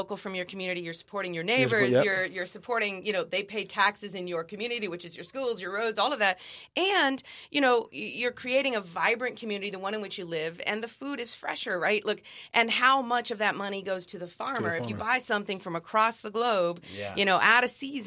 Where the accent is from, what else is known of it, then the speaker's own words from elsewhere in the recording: Germany; now in United States; when we were growing up in Germany